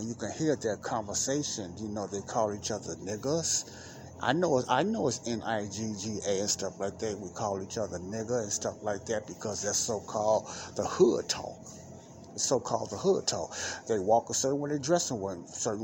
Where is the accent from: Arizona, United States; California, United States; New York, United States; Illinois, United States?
Illinois, United States; Chicago; here in Chicago, my hometown.